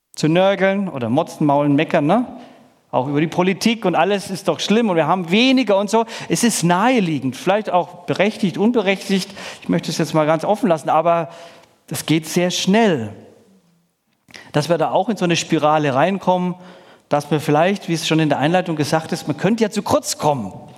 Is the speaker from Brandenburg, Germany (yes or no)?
no; Middle Franconia, Bavaria, Germany; Ich komme nicht aus dem Schwabenland, sondern aus dem Bundesland Bayern. Und da muss man auch noch mal ein bisschen differenzieren, je nachdem, wer sich hier in den Stammes ich sage nicht kämpfen auskennt, aber es ist an sich Mittelfranken